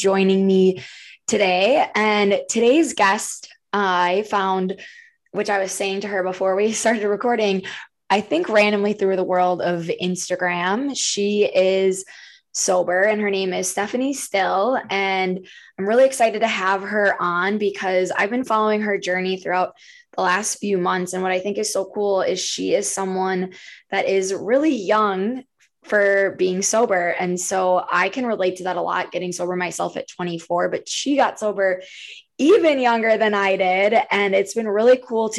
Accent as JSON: {"language": "English", "region": "Minnesota", "country": "United States", "said": "I'm obviously from Minnesota"}